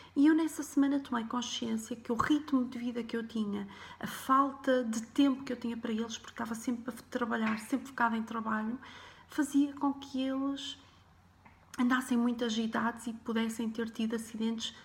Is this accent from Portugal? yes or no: yes; Porto, Norte, Portugal; Eu nasci em 1978 no Porto, numa família humilde Uh, os meus pais e irmãs éramos cinco, vivíamos num T1